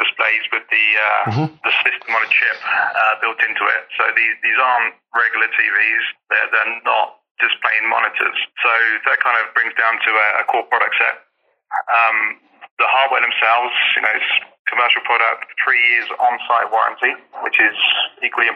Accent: Jersey; accent: strong Jersey; my strong Jersey accent

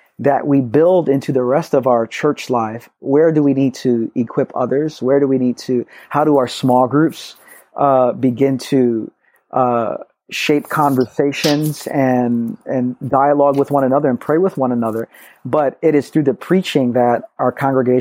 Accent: New York City, New York, United States; I grew up in Brooklyn. So born and raised in New York City, about 20 minutes from New Life

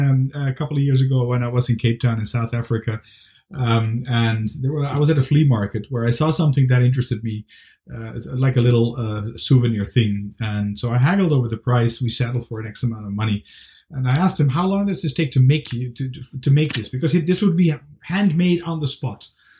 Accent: Amsterdam, North Holland, Netherlands; moved away; I'm from Amsterdam, the Netherlands, originally.

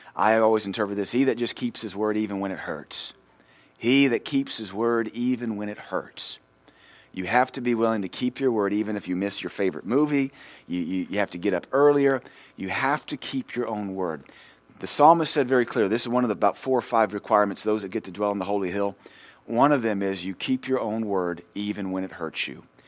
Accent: Louisiana, United States; moved away; we're from Louisiana

